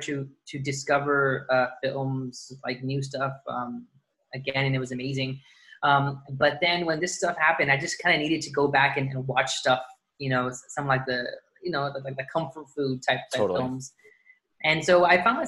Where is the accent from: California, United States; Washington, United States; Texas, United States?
Texas, United States; Dallas; moved away as an adult; also born or lived in Chicago / New York City; now in Los Angeles, United States; I was born in Chicago, grew up in Dallas